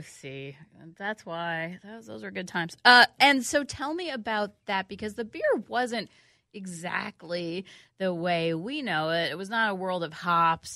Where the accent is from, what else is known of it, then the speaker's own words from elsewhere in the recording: New York City, New York, United States; moved away; I grew up in New York City.